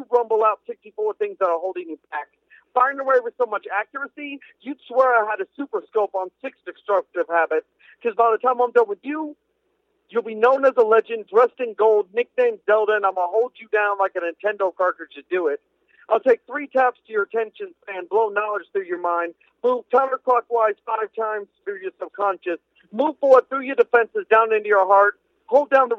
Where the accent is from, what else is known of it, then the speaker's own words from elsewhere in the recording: Indianapolis, Indiana, United States; I'm from Indianapolis, Indiana.